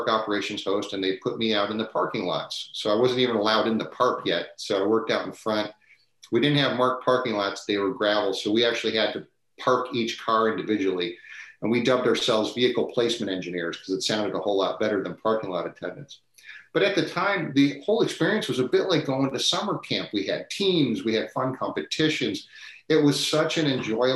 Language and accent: English; Cleveland, Ohio, United States; moved away as an adult; now in San Diego, United States; I grew up in Northeastern Ohio, and then, of course, I'm very fortunate to have landed here in San Diego.